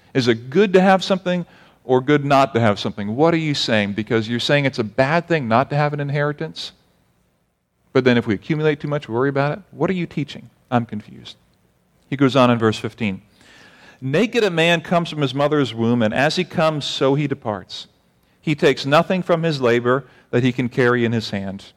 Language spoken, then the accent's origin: English; United States; As an American